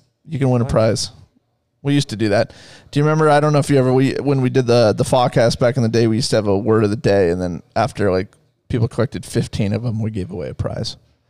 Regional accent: Ames, Iowa, United States; now in Ankeny, United States; I grew up in Ames, live in Ankeny.

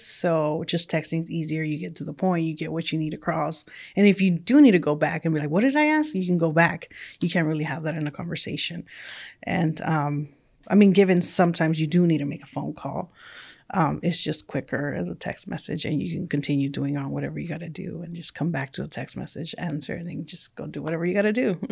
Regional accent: California, United States; first language Spanish; English is a second language; moved away as an adult; also born or lived in Mexico; I was originally born in Mexico, and then I grew up in California. So my primary language was Spanish, and then I learned English along the way

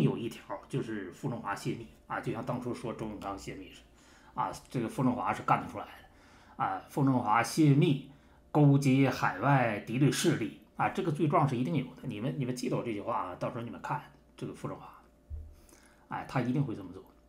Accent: Harbin, Heilongjiang, China; 我们老家那个双城区

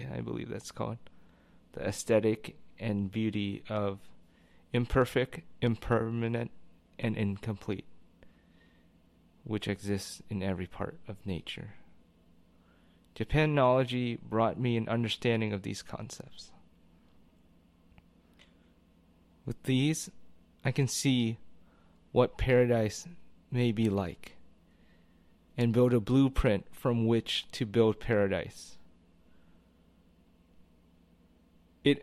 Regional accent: United States

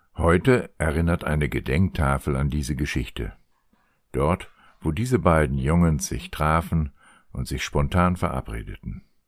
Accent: Germany; als Deutsche

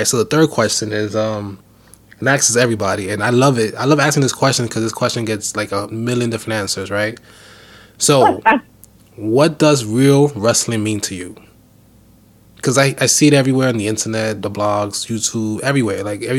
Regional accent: New York City, New York, United States; I grew up in Harlem.

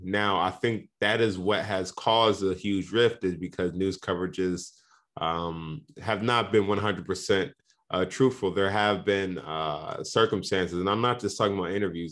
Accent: Indianapolis, Indiana, United States; I'm from Indianapolis

